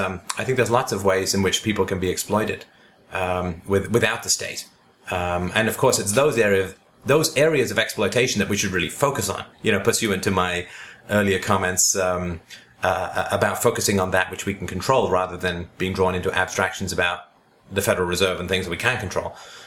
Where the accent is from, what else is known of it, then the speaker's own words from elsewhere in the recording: the Bible Belt, United States; I grew up in the Bible Belt and was very religious at a young age.